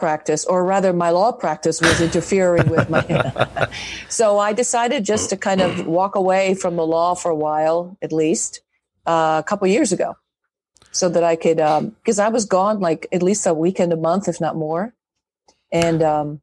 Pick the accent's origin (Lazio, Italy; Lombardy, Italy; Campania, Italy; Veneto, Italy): Lazio, Italy; Rome; moved away as an adult; also born or lived in Michigan; now in Kentucky, United States; I grew up in Rome, in Italy, basically in the shadow of the Vatican walls.